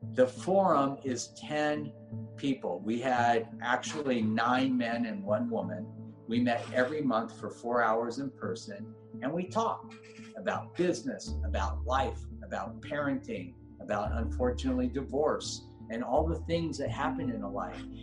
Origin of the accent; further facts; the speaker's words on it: Los Angeles, California, United States; I grew up in Granada Hills